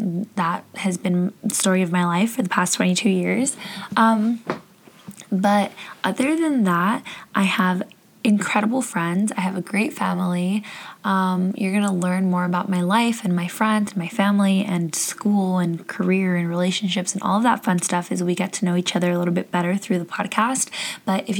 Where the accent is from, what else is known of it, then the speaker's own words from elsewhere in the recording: Southern California, United States; I'm from Southern California, born and raised